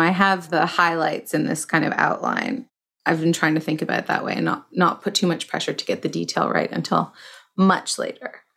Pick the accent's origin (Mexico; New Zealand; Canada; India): Canada; Toronto, Ontario; I started in in Toronto, where I'm from.